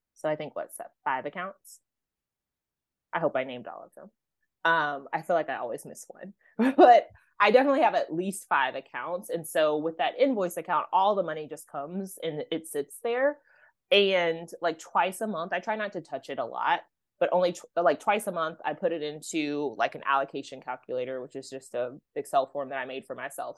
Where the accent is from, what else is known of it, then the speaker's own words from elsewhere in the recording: Oklahoma, United States; I grew up in Oklahoma